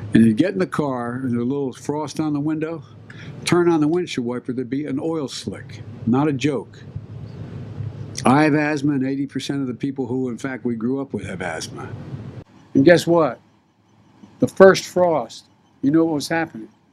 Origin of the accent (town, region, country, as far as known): Claymont, Delaware, United States; born or raised there